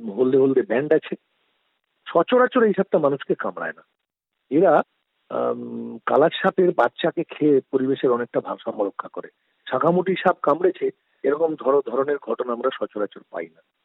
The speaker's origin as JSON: {"language": "Bangla", "town": "Sitapur", "region": "West Bengal", "country": "India", "said": "আমি পশ্চিম মেদিনীপুরের ঘাটাল মহকুমার দাসপুর থানার অন্তর্গত সীতাপুর গ্রামের বাসিন্দা বর্তমানে আমি সীতাপুর গ্রামেই থাকি"}